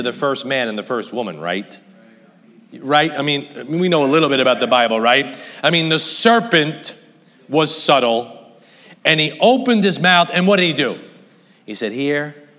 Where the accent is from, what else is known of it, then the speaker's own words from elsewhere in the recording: United States; I'm an American.